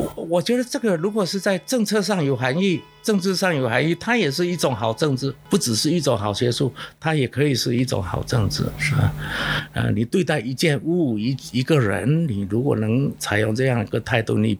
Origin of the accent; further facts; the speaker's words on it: Quanzhou, Fujian, China; first language Southern Min; Chinese is a second language; moved away; also born or lived in London; 我发现我根本不了解我的故乡，